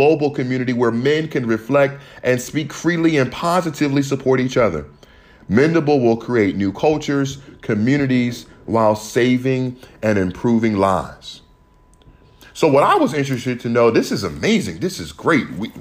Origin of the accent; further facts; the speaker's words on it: United States; growing up in America